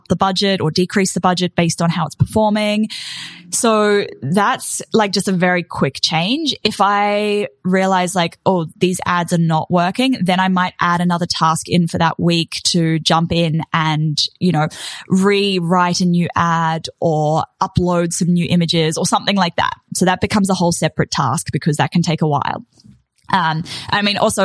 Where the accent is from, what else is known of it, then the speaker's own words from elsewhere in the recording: New Zealand; now in Australia; as a Kiwi